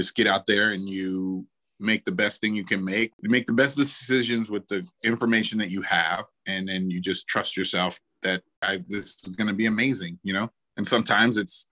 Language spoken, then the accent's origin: English; New Orleans, Louisiana, United States; I'm from New Orleans